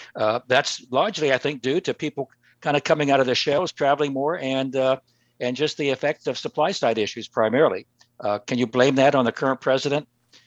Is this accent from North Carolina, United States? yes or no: no; Oklahoma, United States; moved away as an adult; And I was born and raised in Oklahoma, one of the reddest of the red states.